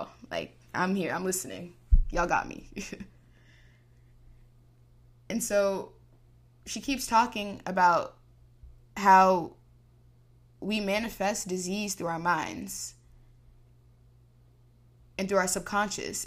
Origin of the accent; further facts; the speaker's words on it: Texas, United States; I'm from Texas